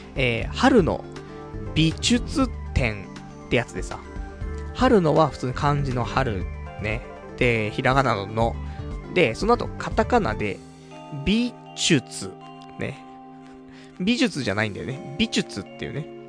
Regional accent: Saitama, Japan; 埼玉生まれ、埼玉育ち

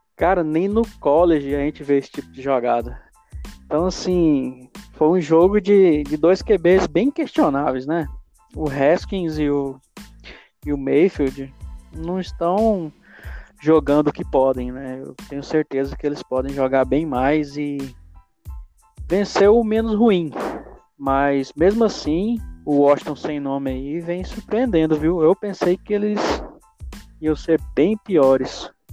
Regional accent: Anápolis, Goiás, Brazil; sou de Anápolis, Goiás

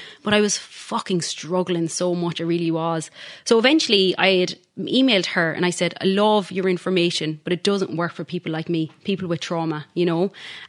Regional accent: Galway, Connacht, Ireland; now in Perth, Australia

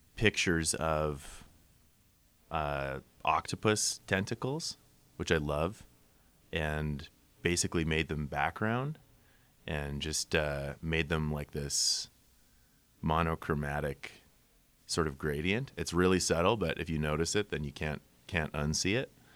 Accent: Winnipeg, Manitoba, Canada; moved away; also born or lived in Saskatchewan; I'm from Winnipeg originally

